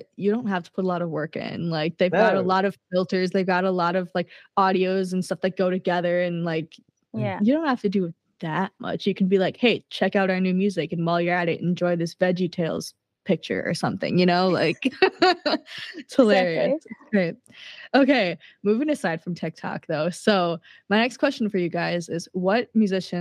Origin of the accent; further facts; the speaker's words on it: Minnesota, United States; here in my hometown